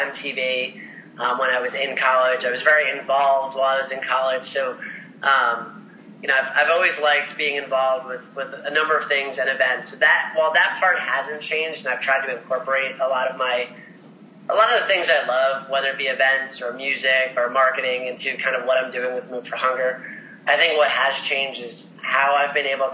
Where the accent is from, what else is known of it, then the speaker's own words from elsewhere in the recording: Ocean Township, New Jersey, United States; I grew up in Ocean Township, New Jersey. It's a little beach town on the Jersey Shore